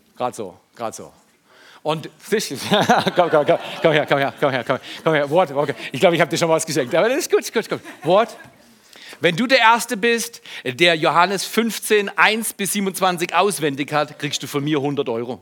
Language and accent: German; Freiburg, Baden-Württemberg, Germany; in meinem Ursprungshaus in Freiburg, wo ich aufgewachsen bin